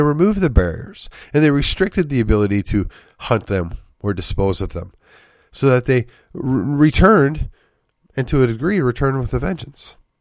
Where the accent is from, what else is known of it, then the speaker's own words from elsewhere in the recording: Wisconsin, United States; moved away; also born or lived in McKinney; growing up in Wisconsin